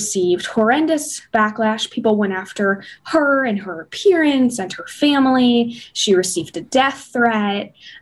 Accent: Columbus, Ohio, United States; moved away as an adult; now in Chicago, United States; I'm from Columbus, Ohio

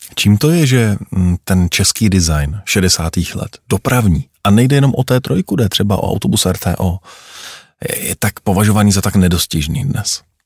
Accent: Prague, Czechia; Já jsem vyrůstal na Smíchově ve Stroupežnického ulici

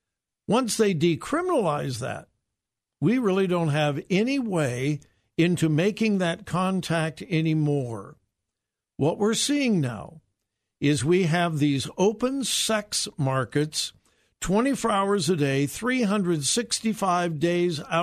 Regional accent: California, United States; moved away; It may be my home state. I may have grown up there

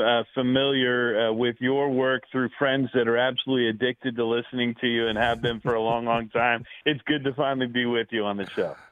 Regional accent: Bay Area, California, United States; now in Phoenix, United States; I grew up in the Bay Area in California.

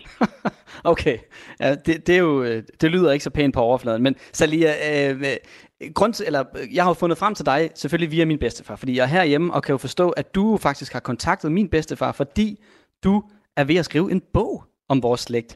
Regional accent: Vendsyssel, North Denmark Region, Denmark; vendelbosk heroppe, hvor jeg kommer fra

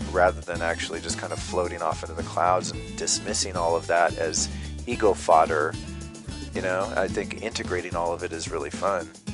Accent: Colorado, United States; I had kind of the dad out doing the cowboy hunter, fisher, outdoorsman thing in Colorado

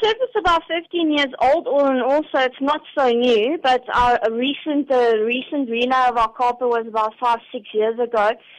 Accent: South Africa; going to represent as a South African at the tournament as a technical judge

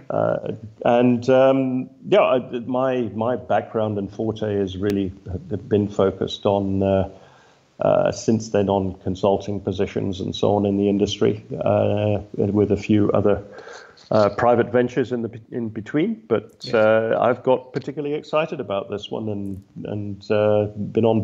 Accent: Copperbelt Province, Zambia; born there; I was born in Zambia on the Copper Belt.

